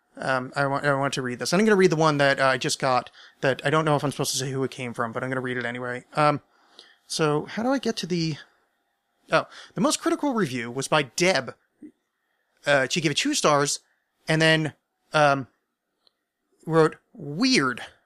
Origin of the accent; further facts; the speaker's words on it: near the Burned-over District, New York, United States; I grew up sort of near the Bernova District, but it was super, I was super salvaged. That's in New York State